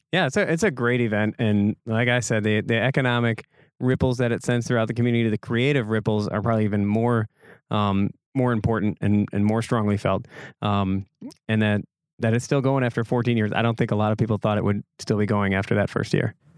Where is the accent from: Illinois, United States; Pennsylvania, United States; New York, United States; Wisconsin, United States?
Wisconsin, United States; Egg Harbor; growing up in Egg Harbor, it was, it was definitely a different vibe here